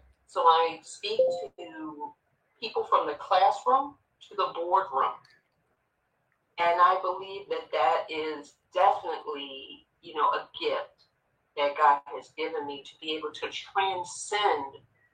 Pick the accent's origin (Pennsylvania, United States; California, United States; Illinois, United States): Pennsylvania, United States; Philadelphia; born and raised in North Philadelphia.